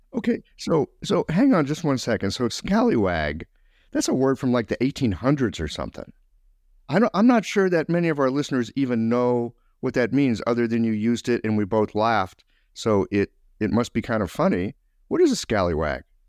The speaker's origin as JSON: {"language": "English", "country": "United States", "said": "I'm from the States"}